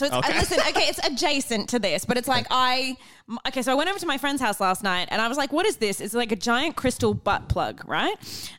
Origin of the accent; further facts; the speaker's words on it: Melbourne, Victoria, Australia; I'm so surprised. I come from Melbourne.